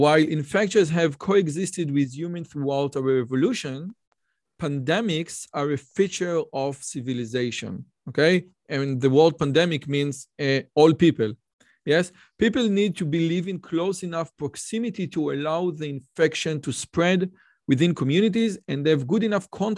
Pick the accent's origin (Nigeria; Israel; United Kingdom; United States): Israel; I'm from Israel